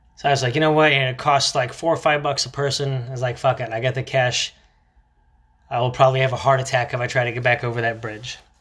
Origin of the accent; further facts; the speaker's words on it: Florida, United States; growing up in Florida